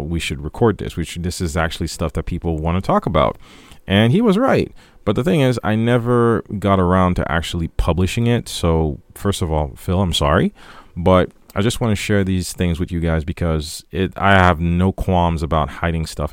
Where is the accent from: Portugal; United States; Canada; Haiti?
Haiti; moved away; growing up in Haiti